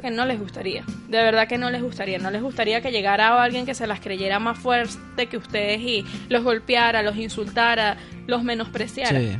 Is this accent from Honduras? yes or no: no; Venezuela; nosotros los venezolanos